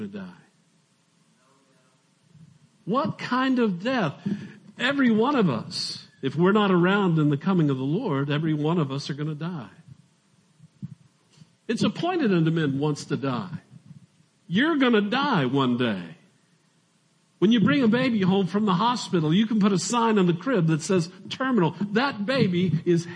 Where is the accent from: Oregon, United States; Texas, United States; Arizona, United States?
Arizona, United States; I'm from Arizona